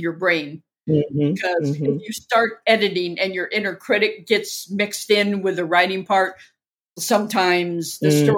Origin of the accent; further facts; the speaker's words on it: Orange County, Southern California, United States; moved away; also born or lived in Inglewood, California; I'm originally from Southern California. Born in Inglewood. And raised in Orange County